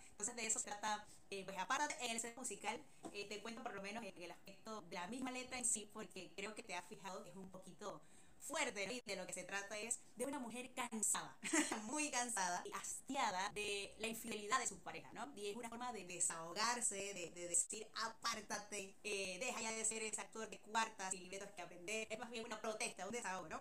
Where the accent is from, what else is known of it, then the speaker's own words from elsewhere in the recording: Panama; Yo de chica, bueno, acá en Panamá